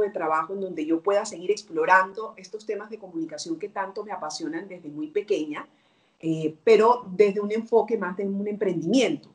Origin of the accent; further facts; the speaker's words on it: Barranquilla, Atlántico, Colombia; moved away as an adult; now in Peru; Yo vivo en Perú, pero eh, soy colombiana